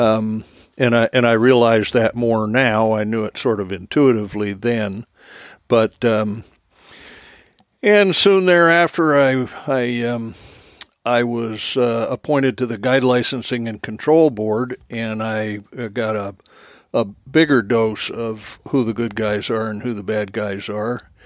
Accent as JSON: {"language": "English", "region": "New Jersey", "country": "United States", "tie": "born or raised there", "moved": "yes", "said": "born and raised in New Jersey"}